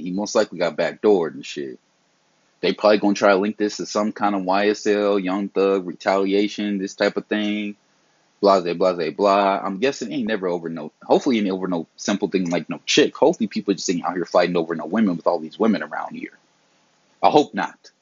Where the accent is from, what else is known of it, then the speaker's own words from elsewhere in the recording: the South, United States; I was raised, you know, I'm from the South.